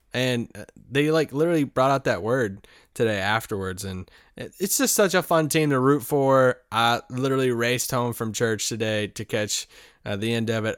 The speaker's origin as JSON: {"language": "English", "country": "United States", "said": "I'm an American"}